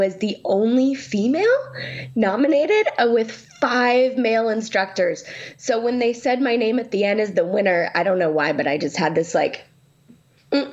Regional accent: Sacramento, California, United States; I'm from Sacramento and in California.

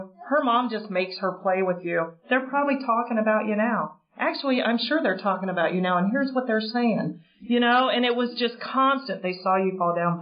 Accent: Oxford, Ohio, United States; moved away as an adult; also born or lived in South Florida / Cincinnati, Ohio; now in Cary, United States; I grew up in Oxford, Ohio

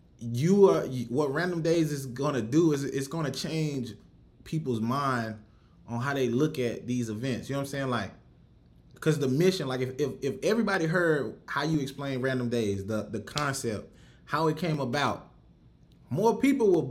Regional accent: Rock Hill, South Carolina, United States; now in Houston, United States; I'm from Rock Hill, South Carolina, so Columbia ain't nothing but up the road

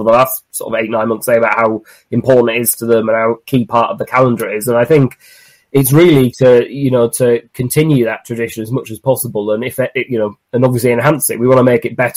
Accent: Cumbria, North West England, United Kingdom; moved away; I'm originally from Cumbria

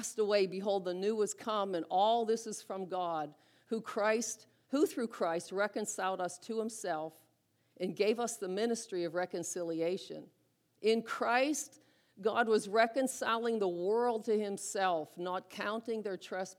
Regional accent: Butler, United States; I grew up in Butler. Grew up in Lindora

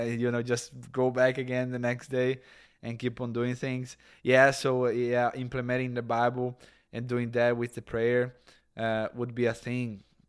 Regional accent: Brazil; moved away; Catholics and, and evangelical that we come in Brazil

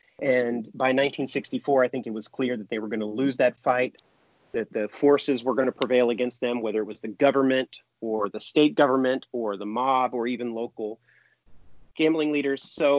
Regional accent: Hot Springs, Arkansas, United States; I grew up in Hot Springs in the late 70s, in the 1980s, and that was Hot Springs at its nadir.

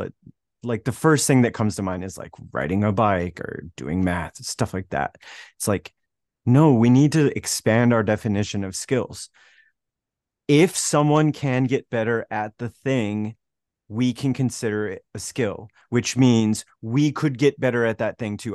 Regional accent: Wyoming, United States; moved away as an adult; from a small town in Wyoming

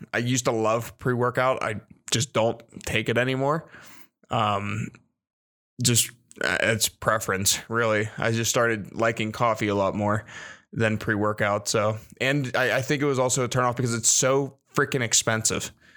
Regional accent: Virginia, United States; I was born in Virginia.

